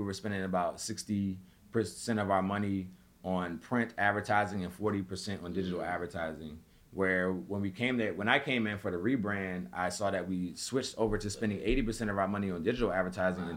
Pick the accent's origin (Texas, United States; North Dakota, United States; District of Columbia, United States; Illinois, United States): District of Columbia, United States; Washington; growing up in Southeast